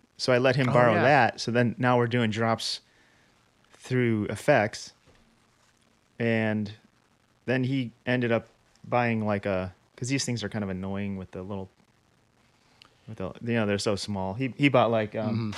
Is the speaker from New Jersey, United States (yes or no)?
no; Chicago, Illinois, United States; moved away; I'm from Chicago originally